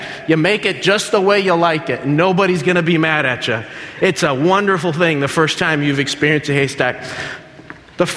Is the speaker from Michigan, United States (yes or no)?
yes; Berrien Springs, Michigan, United States; also born or lived in Dominican Republic; Left when I was 5 years old, came here to Michigan, Berrien Springs